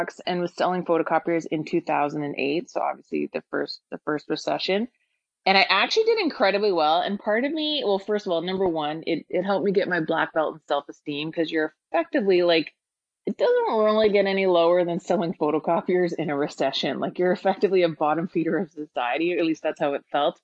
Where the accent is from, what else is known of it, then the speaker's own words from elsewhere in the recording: Toronto, Ontario, Canada; born and raised in Toronto